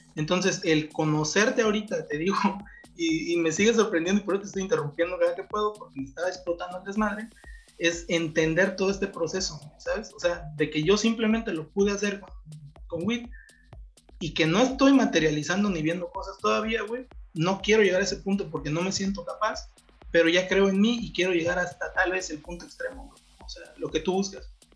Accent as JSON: {"language": "Spanish", "region": "Oaxaca", "country": "Mexico", "said": "yo que soy de acá de Huaco"}